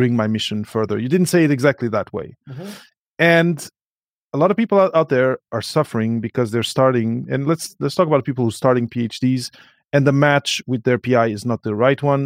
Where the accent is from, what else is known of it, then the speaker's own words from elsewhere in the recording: Portugal; English is a second language; moved away; coming from Portugal, not being a first language, you know, my mother tongue is not English